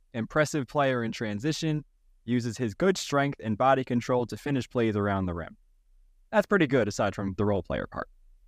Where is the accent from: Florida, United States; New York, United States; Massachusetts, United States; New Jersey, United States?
New York, United States; born and raised in New York.